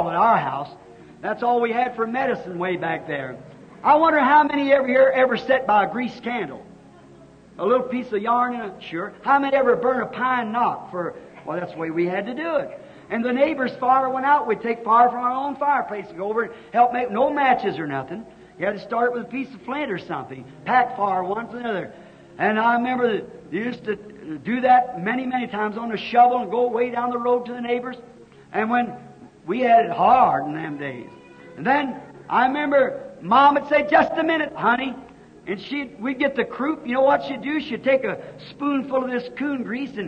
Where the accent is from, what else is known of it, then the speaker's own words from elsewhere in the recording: Kentucky, United States; I was raised in Kentucky, and we lived in a little old log cabin.